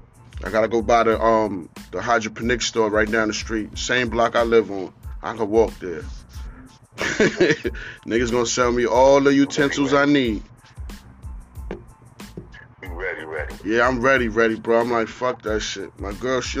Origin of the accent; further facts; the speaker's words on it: New York, United States; now in Virginia, United States; I'm from New York